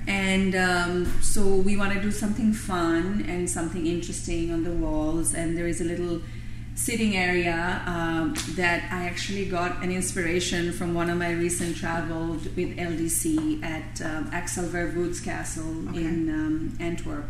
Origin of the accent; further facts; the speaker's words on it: Bangladesh; moved away as an adult; I was a foreign student. My parents are in Bangladesh. I'm from Bangladesh